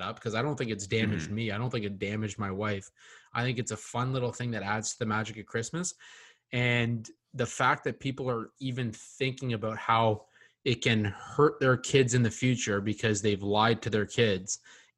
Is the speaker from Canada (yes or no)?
yes; Canada; also born or lived in London, Ontario; us being Canadian